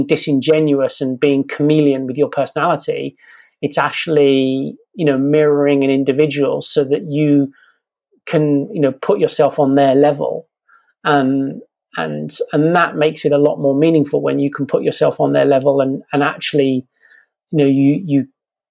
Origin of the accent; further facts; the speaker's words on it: England, United Kingdom; I'm English